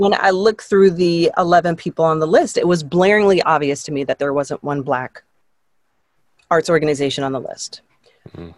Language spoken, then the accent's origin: English; Toronto, Ontario, Canada; I grew up in Canada. We were living in a, a suburb west of Toronto, and we ended up moving back into the city